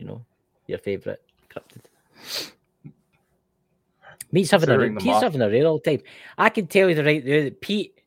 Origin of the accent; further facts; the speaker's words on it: Scotland, United Kingdom; I'm Scottish